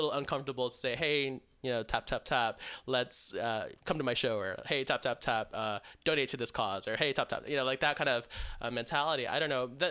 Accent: Texas, United States; moved away as an adult; also born or lived in Chicago / San Diego; now in California, United States; After I moved out of Texas, which I'm from Texas

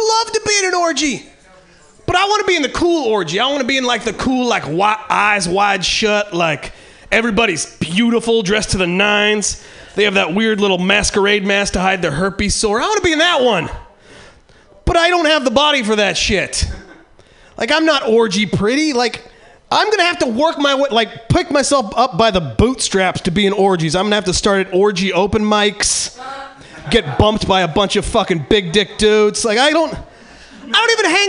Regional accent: Eureka, California, United States; now in San Francisco, United States; I'm originally from Eureka, which is in real bad shape right now

